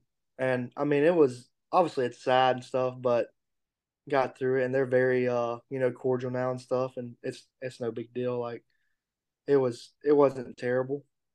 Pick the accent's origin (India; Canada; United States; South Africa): United States; Tupelo, Mississippi; I'm from Tupelo, Mississippi. It's about an hour north of Starkville.